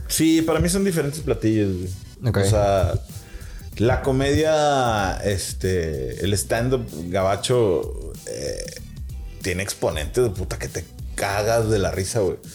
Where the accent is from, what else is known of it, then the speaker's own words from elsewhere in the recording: northern Mexico, Mexico; yo como público norteño